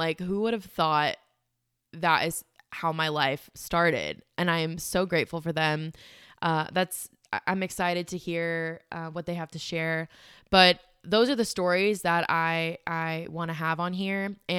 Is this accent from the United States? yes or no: no; South Africa; moved away; My family, we are immigrants from South Africa, and our upbringing was, so I didn't fully know about our immigration story until last year in August.